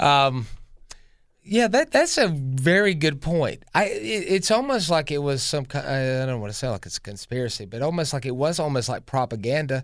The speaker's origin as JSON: {"language": "English", "town": "Greenville", "region": "South Carolina", "country": "United States", "tie": "born or raised there", "said": "I'm from Greenville, South Carolina, born and raised here."}